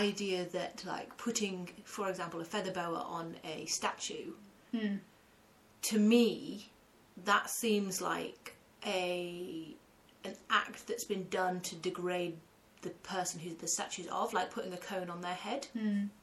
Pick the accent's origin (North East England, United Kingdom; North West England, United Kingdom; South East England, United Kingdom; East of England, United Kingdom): North West England, United Kingdom; Lake District; moved away; I grew up in the Lake District